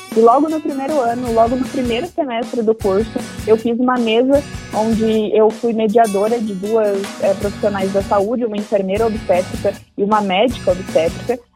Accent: Bombinhas, Santa Catarina, Brazil; moved away as an adult; minha família mora toda no litoral de Santa Catarina, numa cidade chamada Bombinhas, onde eu cresci a maior parte da minha vida.

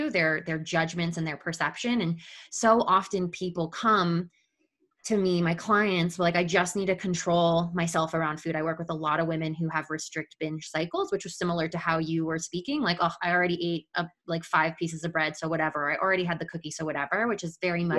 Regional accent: Midwest, United States; growing up in the Midwest and, you know, growing up in our Catholic Italian family

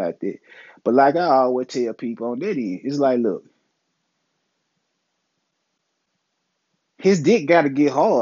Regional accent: Memphis, Tennessee, United States; I'm from Memphis. I'm in the South. I'm in Memphis

